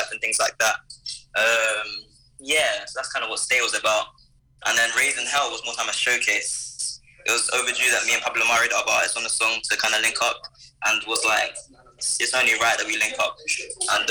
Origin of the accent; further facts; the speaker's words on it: London, United Kingdom; I'm an artist from London, West London, particular Hayes